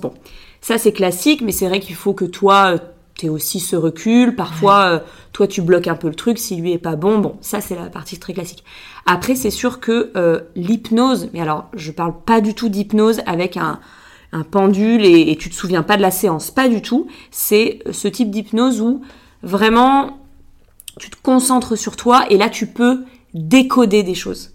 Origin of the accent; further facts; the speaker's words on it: Biarritz, Nouvelle-Aquitaine, France; moved away as an adult; je suis née euh, à Biarritz, donc moi je suis, je suis basque. J'ai passé les 20 premières années de ma vie au Pays Basque